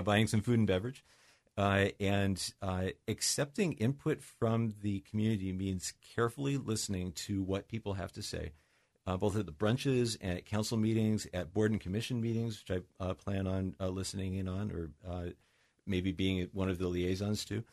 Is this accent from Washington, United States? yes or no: yes; Mercer Island, Washington, United States; also born or lived in Seattle; I grew up in, uh, here on Mercer Island, as you know, I was born in Seattle